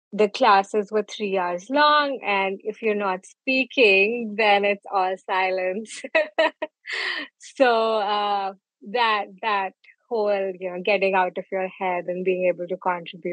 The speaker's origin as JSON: {"language": "English", "town": "Jalandhar", "region": "Punjab", "country": "India", "tie": "born or raised there", "also_born_or_lived": "New Delhi", "moved": "as an adult", "lives_now": "Maine, United States", "said": "I was born in Punjab, Jalandhar, and I spent 18 years of my life there"}